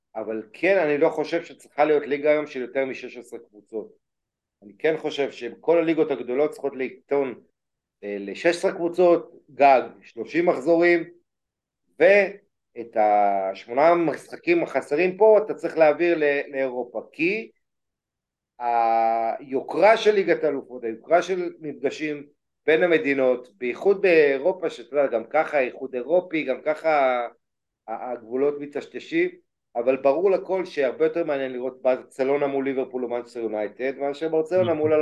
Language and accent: Hebrew; Israel